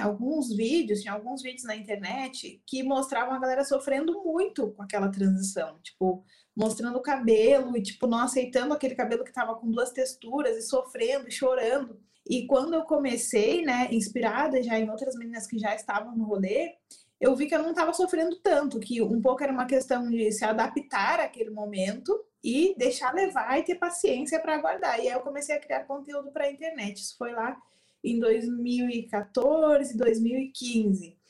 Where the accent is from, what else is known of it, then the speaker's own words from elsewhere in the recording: Rio Grande do Sul, Brazil; sou gaúcha